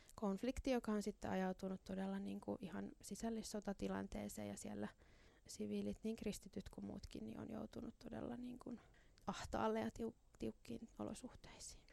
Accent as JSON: {"language": "Finnish", "town": "Helsinki", "region": "Uusimaa", "country": "Finland", "said": "minä olen tällainen helsinkiläinen"}